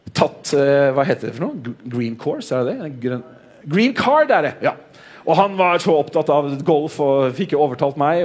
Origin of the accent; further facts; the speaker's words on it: Norway; som nordmenn